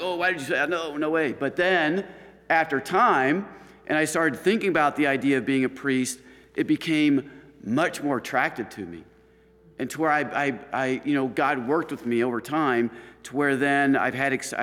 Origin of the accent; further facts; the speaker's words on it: Chicago, Illinois, United States; also born or lived in Washington, D.C.; now in Stockbridge, United States; I'm coming from the Chicago area